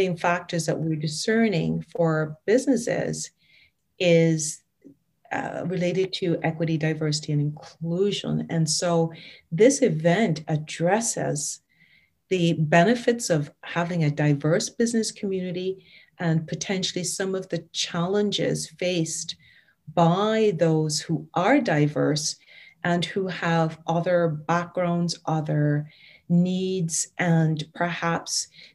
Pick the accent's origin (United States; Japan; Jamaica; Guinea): Jamaica; Kingston; now in Kingston, Canada; I was born in Kingston, Jamaica, and I'm now here living in Kingston, Ontario, Canada. And I've been here for 30 years.